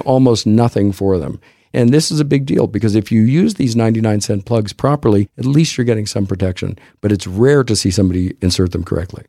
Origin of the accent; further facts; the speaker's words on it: Texas, United States; I'm a Texan